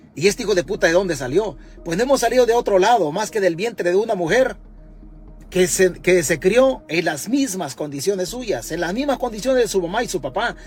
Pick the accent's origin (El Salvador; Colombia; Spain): El Salvador; nosotros como salvadoreños